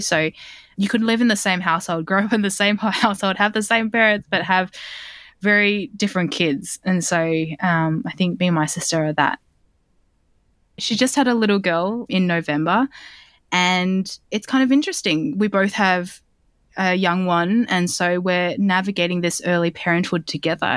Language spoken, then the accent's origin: English; Sydney, New South Wales, Australia; I grew up in Southwest Sydney in Bankstown